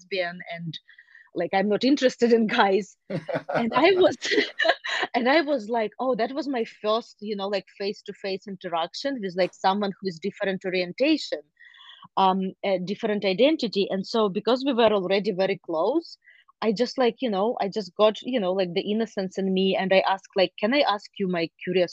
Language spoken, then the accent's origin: English; Ukraine; now in United States; I grew up in Ukraine